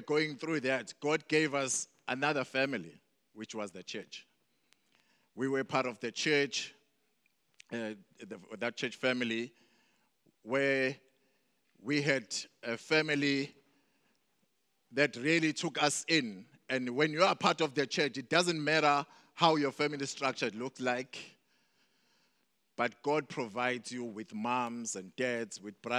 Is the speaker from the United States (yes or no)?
no; Mandeni, KwaZulu-Natal, South Africa; also born or lived in Durban; I was born here in Durban, but when I was 2 years old, we moved to Mandeni, coming from a family of seven.